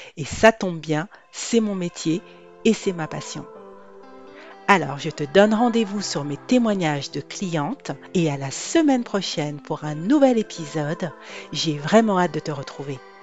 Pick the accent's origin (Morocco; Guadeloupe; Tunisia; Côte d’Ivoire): Guadeloupe; je suis d'origine antillaise, je suis de la Guadeloupe